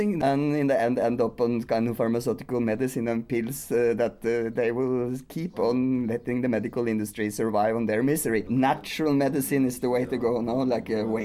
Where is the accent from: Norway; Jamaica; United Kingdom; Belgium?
Norway; I come from Norway